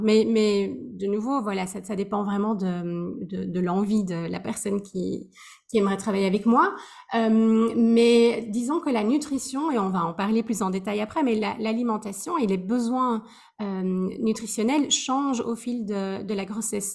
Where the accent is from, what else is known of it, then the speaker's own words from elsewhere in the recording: Belgium; moved away as an adult; also born or lived in Switzerland; now in Amsterdam, Netherlands; je suis euh, belge. ça fait 13 ans que j'ai quitté la Belgique